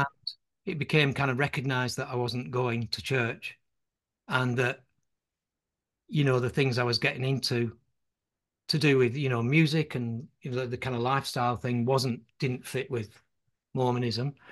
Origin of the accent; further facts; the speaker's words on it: Burnley, North West England, United Kingdom; I was born on Sand Street